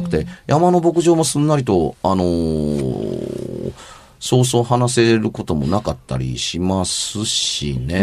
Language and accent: Japanese; Amagasaki, Hyogo, Japan; moved away as an adult; 尼崎に住んでた時